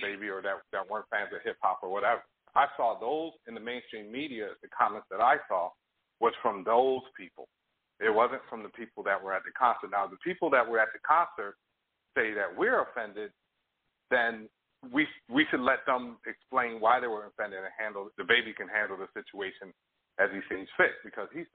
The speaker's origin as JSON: {"language": "English", "region": "New York", "country": "United States", "tie": "born or raised there", "said": "I grew up in New York"}